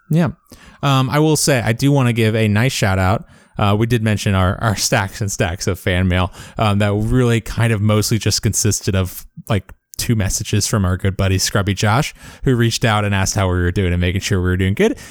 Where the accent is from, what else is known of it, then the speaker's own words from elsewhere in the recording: South Florida, United States; I grew up in South Florida where there were sugarcane fields